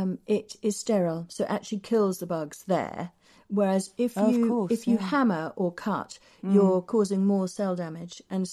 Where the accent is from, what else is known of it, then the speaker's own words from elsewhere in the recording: Shepreth, East of England, United Kingdom; my mother, who still lives just outside Cambridge in the garden that I was brought up in Shepreth